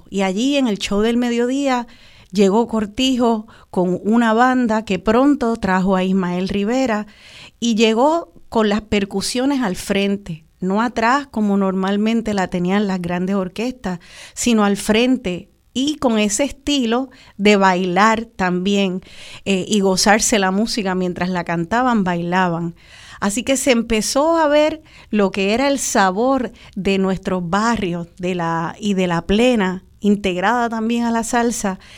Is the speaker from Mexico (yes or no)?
no; Puerto Rico; Tanto de lo que pensamos que, ah, pues esto me identifica como boricua, es herencia de, nuestra... E-, es, afrodescendencia.